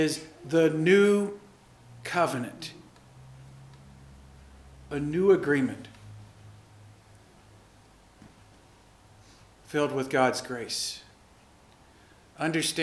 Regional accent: the South, United States; I grew up Lutheran in the South.

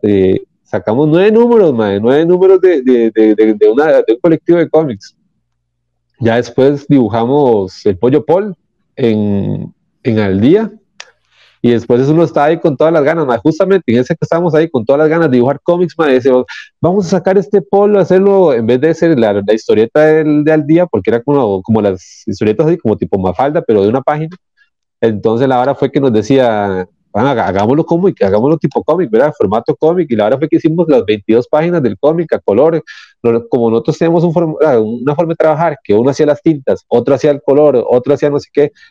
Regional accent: San Rafael, Costa Rica; soy de San Rafael

